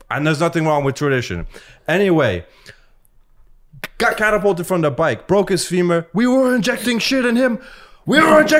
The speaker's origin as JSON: {"language": "English", "region": "East Coast", "country": "United States", "tie": "born or raised there", "said": "Nah, I grew up on the East Coast."}